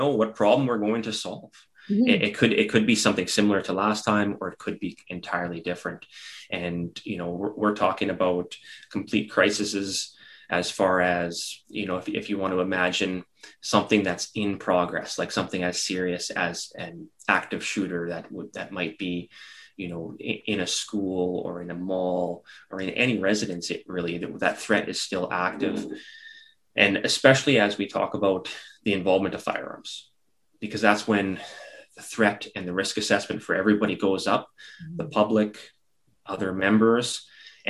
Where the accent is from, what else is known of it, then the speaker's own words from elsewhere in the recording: Regina, Saskatchewan, Canada; as a young kid, I grew up in Regina, Saskatchewan